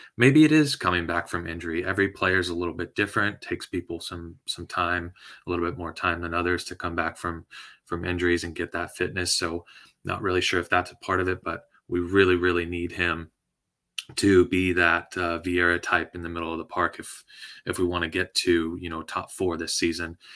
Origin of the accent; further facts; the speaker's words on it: San Diego, California, United States; I'm from San Diego